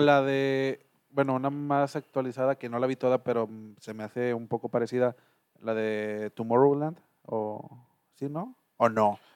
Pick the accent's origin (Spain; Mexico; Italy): Mexico; como mexicano o como latino